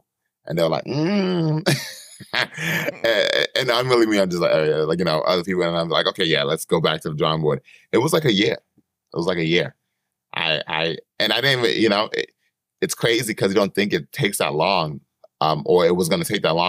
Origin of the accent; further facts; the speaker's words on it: East Coast, United States; I'm from the East Coast.